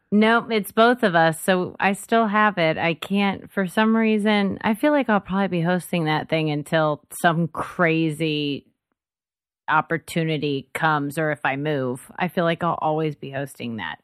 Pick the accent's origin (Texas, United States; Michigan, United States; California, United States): Texas, United States; Dallas; moved away as an adult; now in Austin, United States; I grew up in DFW and everything's spread out there